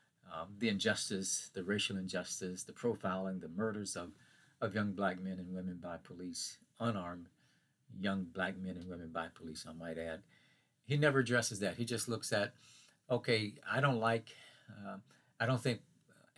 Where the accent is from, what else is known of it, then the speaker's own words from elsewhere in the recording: Hattiesburg, Mississippi, United States; my hometown near Hattiesburg, Mississippi.